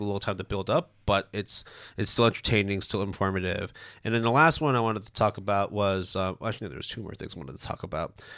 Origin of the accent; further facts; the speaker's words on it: Canada; first language Cantonese; English is a second language; I was born in Canada, but because my parents didn't really speak as much English, Cantonese was the main sort